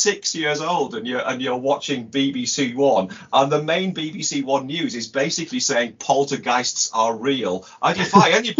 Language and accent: English; United Kingdom; as a British kid in the 70s